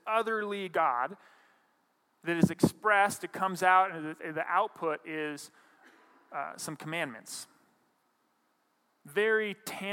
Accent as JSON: {"language": "English", "region": "Montana", "country": "United States", "tie": "born or raised there", "moved": "yes", "said": "I grew up in Montana"}